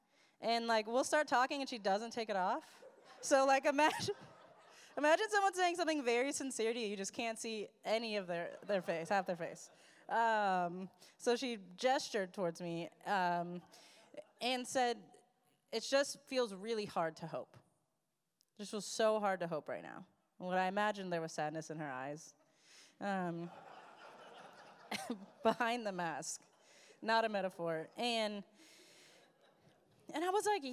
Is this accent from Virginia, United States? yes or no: no; Colorado, United States; moved away; I grew up in Colorado